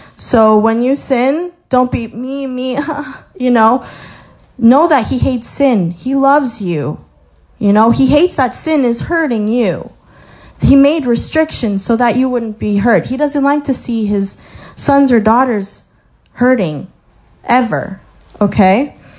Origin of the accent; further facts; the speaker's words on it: Colorado, United States; moved away; I was born in Colorado, so I saw the mountains, like gorgeous mountains.